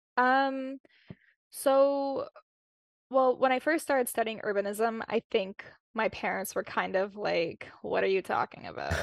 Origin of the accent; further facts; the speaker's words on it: Winnipeg, Manitoba, Canada; born and raised in Winnipeg